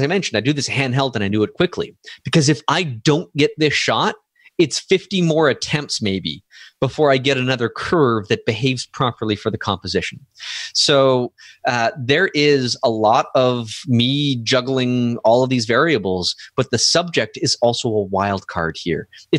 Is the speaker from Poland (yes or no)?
no; Canada; Doncom.ca and skycrystals.ca.ca, because I'm Canadian.